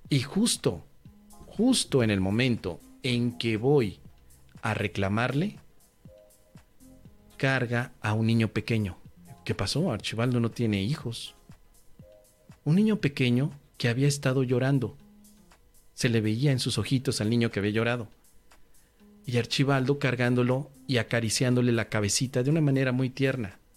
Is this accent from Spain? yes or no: no; Tangamandapio, Michoacán, Mexico; regresaba en automóvil en mi carro de haber ido a mi pueblo natal, Tangamandapio. Un pueblito bellísimo, arrebolado en sus calles, con un lago y un estanque tan precioso. Tangamandapio, mi pueblo natal.